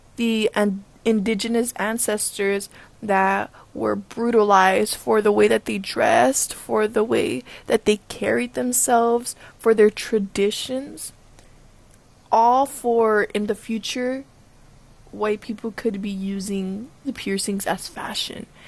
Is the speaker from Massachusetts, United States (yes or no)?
no; Los Angeles, California, United States; I grew up in South Central where, you know, gang members had face tattoos